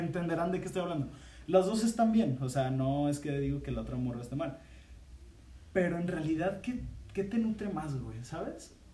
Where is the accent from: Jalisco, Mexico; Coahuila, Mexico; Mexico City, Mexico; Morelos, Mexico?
Jalisco, Mexico; Guadalajara; somos de, aquí de Guadalajara.